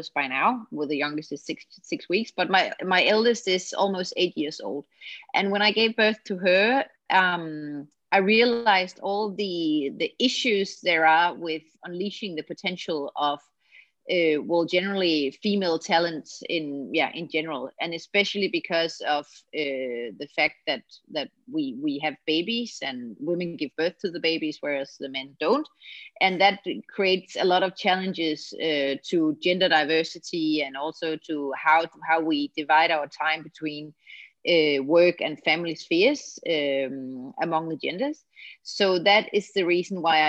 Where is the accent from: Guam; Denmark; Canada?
Denmark; from Denmark. I live in Copenhagen in Denmark